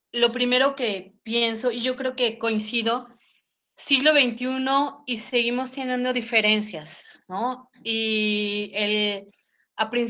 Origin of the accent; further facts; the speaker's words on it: Mexico; pero también había que ver hacia adentro como mexicanos qué hacemos.